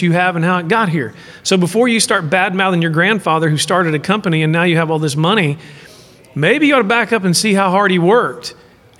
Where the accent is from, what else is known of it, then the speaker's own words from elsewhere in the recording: Midland, Texas, United States; I was from Midland, Texas